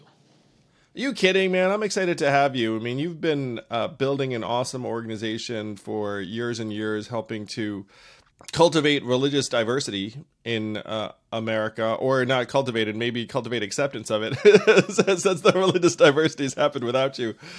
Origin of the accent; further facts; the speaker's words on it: upstate New York, United States; I grew up in an upstate New York town that was predominantly, almost exclusively white